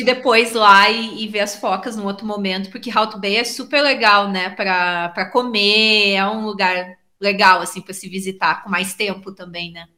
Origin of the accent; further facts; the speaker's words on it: Porto Alegre, Rio Grande do Sul, Brazil; now in Pretoria, South Africa; eu sou de Porto Alegre